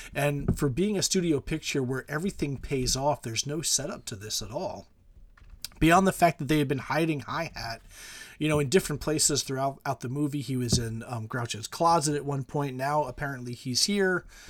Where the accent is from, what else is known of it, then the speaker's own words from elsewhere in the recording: United States; speaking as American